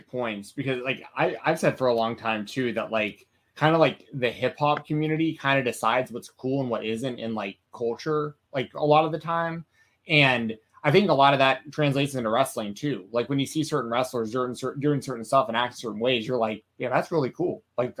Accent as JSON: {"language": "English", "town": "Atlanta", "region": "Georgia", "country": "United States", "said": "I'm from Atlanta."}